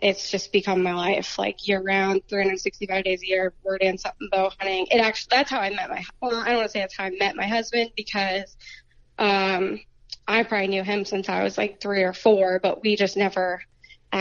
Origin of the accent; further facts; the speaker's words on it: Pennsylvania, United States; I ended up moving back to my hometown and bought a house near my family and the property I grew up hunting and stuff